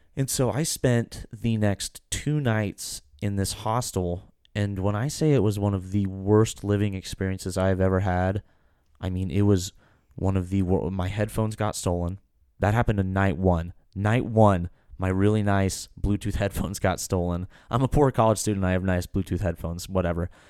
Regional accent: Kansas, United States; We're from Kansas

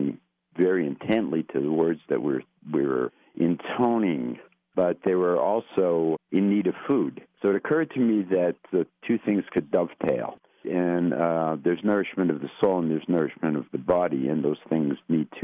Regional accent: Hazleton, Pennsylvania, United States; moved away as an adult; also born or lived in Los Angeles, California / Baltimore, Maryland; I was born in Hazleton, born and raised here, and lived here for the first 22 years of my life

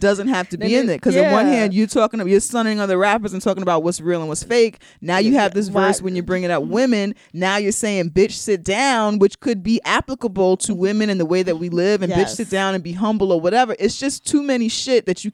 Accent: New York, United States; And I'm from New York

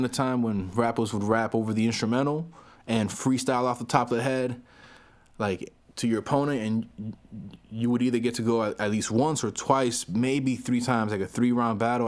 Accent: Miami, Florida, United States; I'm not from New York. I'm from Florida. I'm from Miami, Florida.

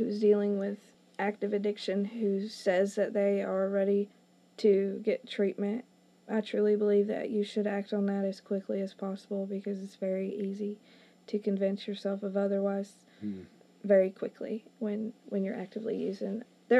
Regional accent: Indiana, United States; moved away as an adult; We moved from Indiana to here

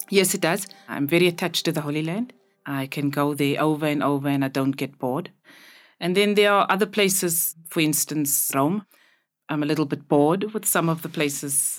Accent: Cape Town, Western Cape, South Africa; I grew up in Cape Town, the colored community in Cape Town

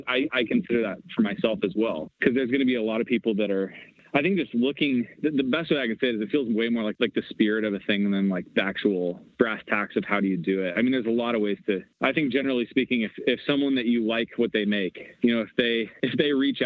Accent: Washington, United States; So I grew up in the Pacific Northwest, like up in Washington State.

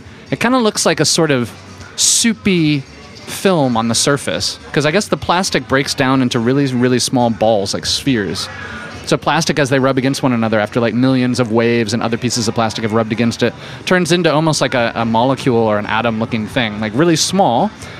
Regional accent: United States; as an American

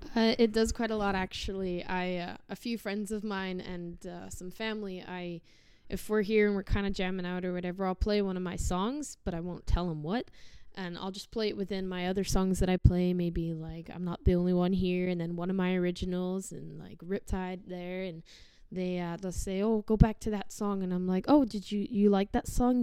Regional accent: Sherwood Park, Alberta, Canada; also born or lived in Chard, Somerset, England; I was born in England, uh, in Somerset Chard. I lived there till I was about seven, and then I moved here, and I've not really been anywhere since. So Sherwood Park's kind of my little nest.

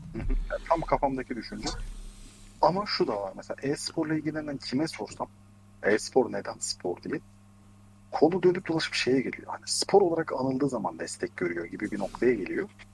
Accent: Ankara, Turkey; ben Ankaralıyım.

